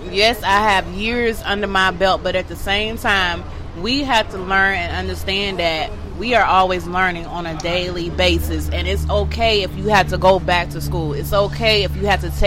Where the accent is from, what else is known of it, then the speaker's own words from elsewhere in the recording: Atlanta, Georgia, United States; I'm from Atlanta. I'm from Bankhead